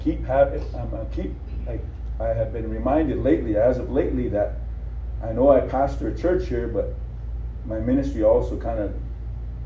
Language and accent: English; Rosebud, South Dakota, United States; I was born in Rosebud, South Dakota